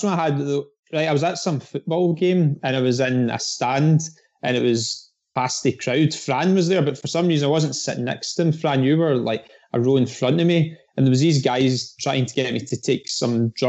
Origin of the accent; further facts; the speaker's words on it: Dunoon, Scotland, United Kingdom; in Dunoon, right? And my hometown.